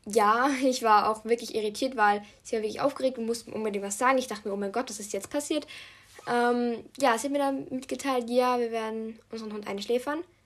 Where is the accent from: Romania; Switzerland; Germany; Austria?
Austria; Ich bin halt Österreicherin